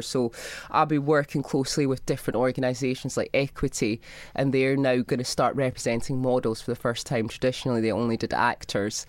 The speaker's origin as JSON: {"language": "English", "region": "Scotland", "country": "United Kingdom", "tie": "born or raised there", "said": "I grew up in Scotland."}